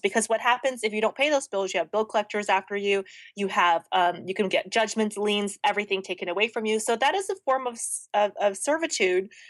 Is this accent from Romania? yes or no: no; the South, United States; now in Los Angeles, United States; I grew up in the South